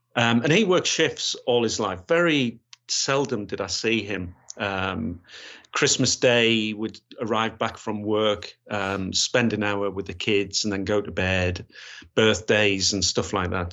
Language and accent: English; Gateshead, North East England, United Kingdom; moved away as an adult; also born or lived in West Yorkshire / Grays; I was born, born and bred in Gateshead